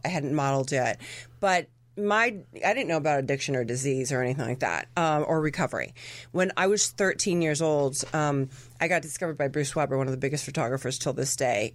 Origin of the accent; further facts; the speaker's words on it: Argentina; My family's from Argentina. I remember what I related as a child growing up in Argentina was people drinking and having fun